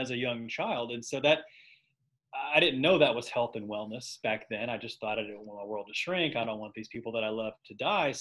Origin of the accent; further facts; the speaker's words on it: Knoxville, Tennessee, United States; now in Nashville, United States; I grew up in Knoxville, Tennessee, so I'm an East Tennessee guy